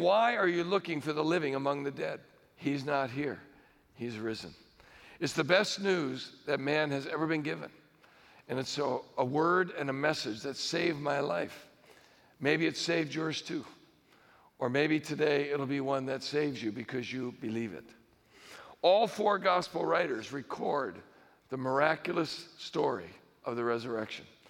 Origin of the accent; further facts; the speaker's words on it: United States; I'm an American